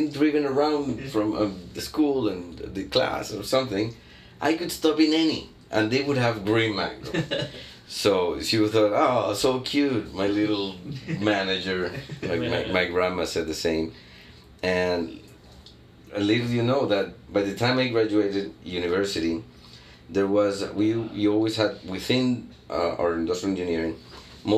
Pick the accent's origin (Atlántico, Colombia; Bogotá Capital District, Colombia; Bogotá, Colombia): Atlántico, Colombia; Barranquilla; Barranquilla, my hometown